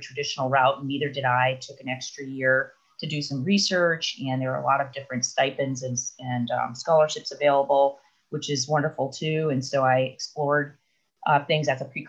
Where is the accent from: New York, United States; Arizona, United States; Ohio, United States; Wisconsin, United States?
Wisconsin, United States; Milwaukee; moved away as an adult; also born or lived in Evanston, Illinois / Stanford, California; I was born in Milwaukee, Wisconsin, and then I grew up in a suburb. And I, you know, lived there my whole life till I went away to college